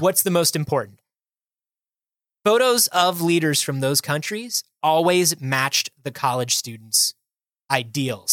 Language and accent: English; United States